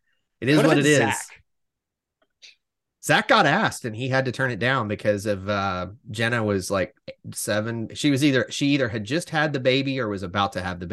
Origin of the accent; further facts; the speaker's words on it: Alabama, United States; I'm from Alabama